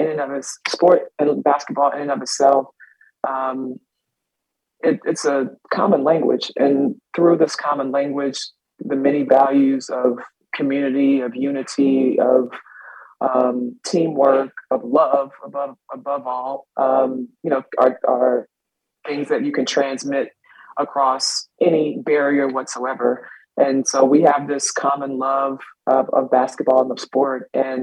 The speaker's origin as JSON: {"language": "English", "region": "South Carolina", "country": "United States", "moved": "yes", "lives_now": "Boston, United States", "said": "I'm from South Carolina."}